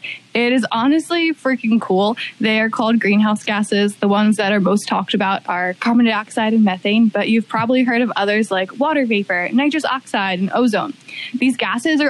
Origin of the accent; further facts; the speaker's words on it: Baltimore, Maryland, United States; also born or lived in Hawaii; now in Waianae, United States; I am originally from Baltimore, Maryland